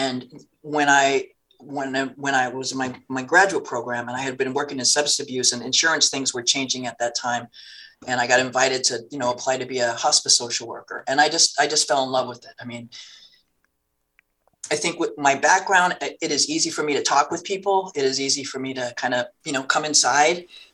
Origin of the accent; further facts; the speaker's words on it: Turlock, California, United States; we're both Californians. She's from Oroville. I was from Turlock.